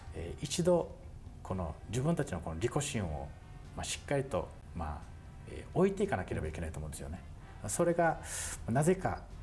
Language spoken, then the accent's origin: Japanese; Tomigusuku, Okinawa, Japan; そこで生まれ育ち